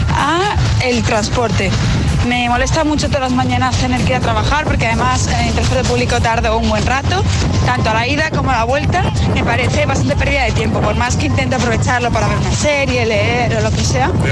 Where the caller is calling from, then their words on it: Madrid, Community of Madrid, Spain; Hola. Buenos días, agitadores. Una vez más … de Madrid.